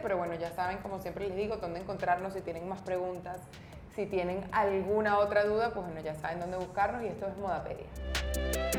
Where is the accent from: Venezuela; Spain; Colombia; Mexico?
Venezuela; como latinoamericanas o como venezolanas